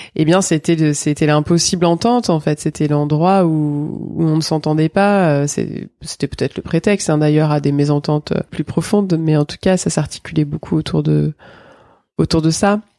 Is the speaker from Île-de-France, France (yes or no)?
no; Drôme, Auvergne-Rhône-Alpes, France; also born or lived in Marseille; Je suis née à Marseille euh, en 1978. J'ai grandi dans la Drôme.